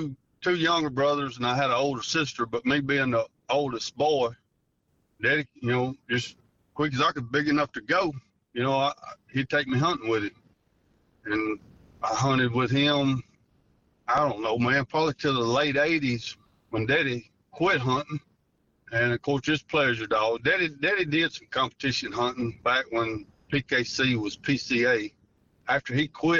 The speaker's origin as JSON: {"language": "English", "area": "Rabel", "region": "Louisiana", "country": "United States", "said": "I'm from Rabel, Louisiana"}